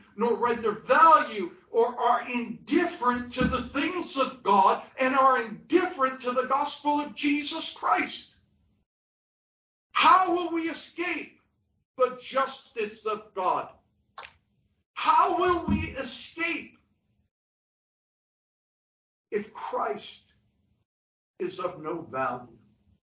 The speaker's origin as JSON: {"language": "English", "town": "New York City", "region": "New York", "country": "United States", "tie": "born or raised there", "said": "I grew up in New York City. I grew up in Brooklyn, New York."}